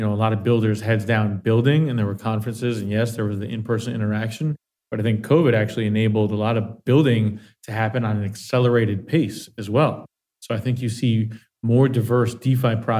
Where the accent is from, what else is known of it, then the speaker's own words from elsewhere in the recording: Miami Beach, Florida, United States; I'm from Miami, from Miami Beach specifically